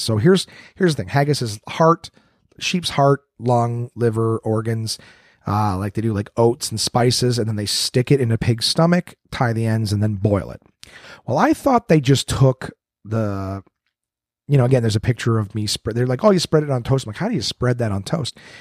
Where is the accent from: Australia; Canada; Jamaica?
Canada; Canadian, Canadian, not American